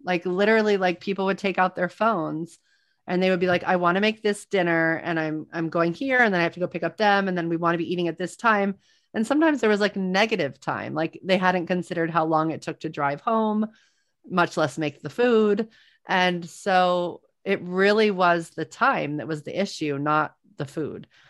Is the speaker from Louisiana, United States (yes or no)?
yes; New Orleans, Louisiana, United States; I am from New Orleans